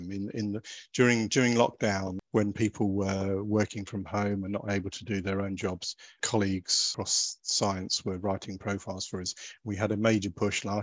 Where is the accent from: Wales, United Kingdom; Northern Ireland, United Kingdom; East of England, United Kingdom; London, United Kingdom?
East of England, United Kingdom; Suffolk; moved away; I grew up in Suffolk